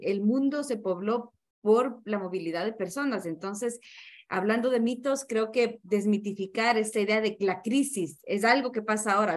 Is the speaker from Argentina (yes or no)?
no; Ecuador; Lo hablo con los pies en mi país, eh, en Ecuador